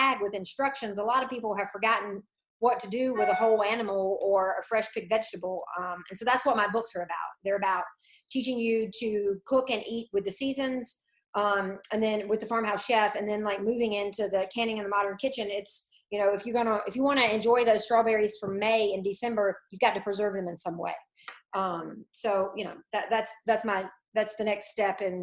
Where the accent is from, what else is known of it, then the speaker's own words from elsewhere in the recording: Franklin County, Eastern North Carolina, United States; I'm originally from Eastern North Carolina, Franklin County, which is a rural farming county